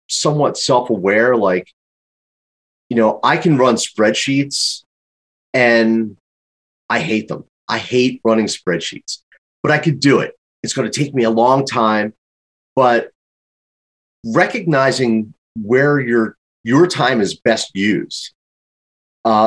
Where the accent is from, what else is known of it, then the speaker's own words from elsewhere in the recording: Philadelphia, Pennsylvania, United States; growing up in Philadelphia, very happy to have one of the best business schools in the entire world in my backyard